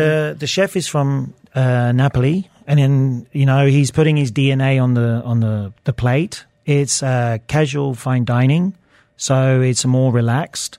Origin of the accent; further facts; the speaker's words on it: Luton, East of England, United Kingdom; I grew up in Bedfordshire, Luton